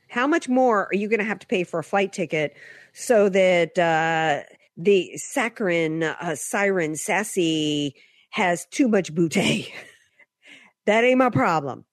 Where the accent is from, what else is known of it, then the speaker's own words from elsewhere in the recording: the South, United States; moved away; I grew up in the South where most, you know, we didn't have a whole lot of blondes roaming around